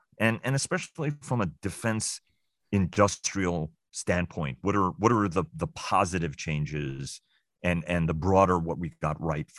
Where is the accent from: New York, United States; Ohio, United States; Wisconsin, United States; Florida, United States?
New York, United States; I can say, as a New Yorker, you know, knew it before there was the Twin Towers.